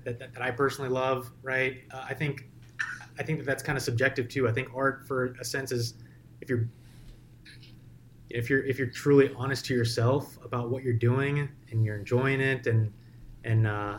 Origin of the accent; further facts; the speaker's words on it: North Carolina, United States; moved away as an adult; now in Bay Area, United States; moved out to North Carolina, was there for another 15 years